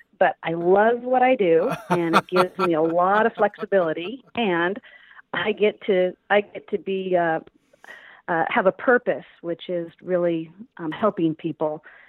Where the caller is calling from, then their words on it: California, United States; I am in beautiful Southern California, not too far from Disneyland and Newport Beach.